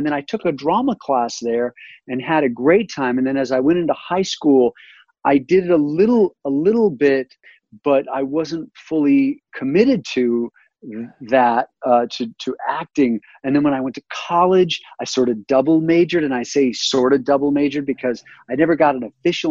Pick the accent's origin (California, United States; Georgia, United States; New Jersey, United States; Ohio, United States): California, United States; Thousand Oaks; moved away as an adult; also born or lived in New York; now in Colorado, United States; I grew up in Thousand Oaks, California